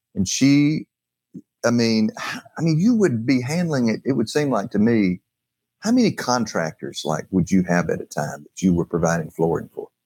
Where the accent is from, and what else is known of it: North Alabama, United States